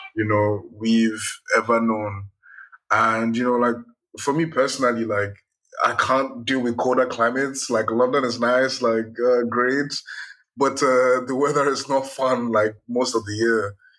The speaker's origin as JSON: {"language": "English", "country": "Nigeria", "said": "I'm Nigerian"}